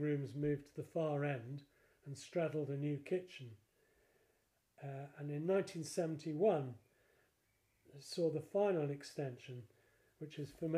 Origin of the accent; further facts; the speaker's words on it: Blundell Sands, North West England, United Kingdom; now in Formby, United Kingdom; I was brought up in Hall Road in Blundell Sands, and I came back in 2003